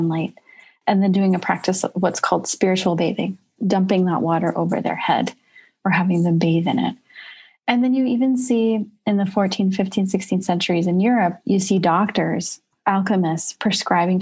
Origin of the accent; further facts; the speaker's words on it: United States; I'm also very proud to be an American. I love being an American